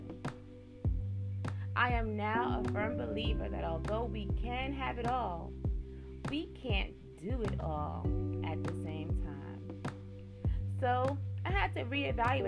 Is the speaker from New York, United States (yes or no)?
yes; New York, United States; now in Baltimore County, United States; I'm originally from New York and now reside in Baltimore County, Maryland